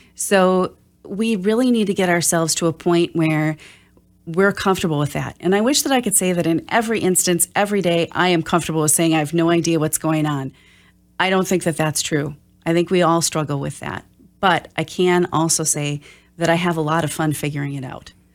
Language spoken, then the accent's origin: English; Oshkosh, Wisconsin, United States; I'm from Oshkosh